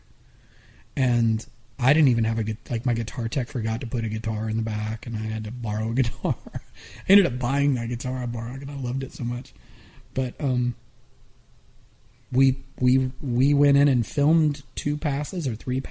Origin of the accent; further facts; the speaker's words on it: Atlanta, Georgia, United States; the music we grew up with in Atlanta